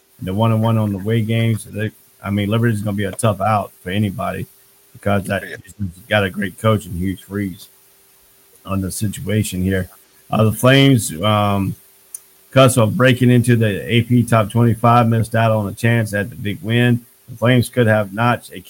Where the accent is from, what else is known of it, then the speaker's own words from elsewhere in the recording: Henderson, North Carolina, United States; I'm from North Carolina myself. I'm from Henderson, North Carolina. I played at Vance Senior High School